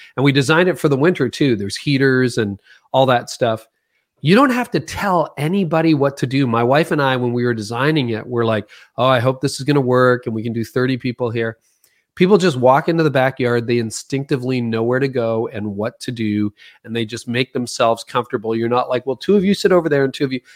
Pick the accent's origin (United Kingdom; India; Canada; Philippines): Canada; I'm Canadian, most of my work's in America